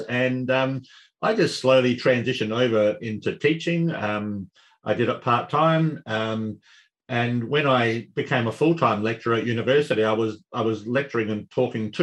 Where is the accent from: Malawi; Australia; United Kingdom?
Australia; Adelaide, South Australia; I was born and raised here in Adelaide